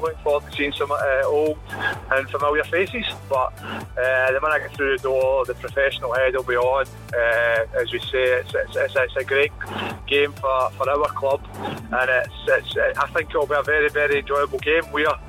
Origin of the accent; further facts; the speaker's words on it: Paisley, Scotland, United Kingdom; also born or lived in Aberdeen; I've come back to my hometown club now.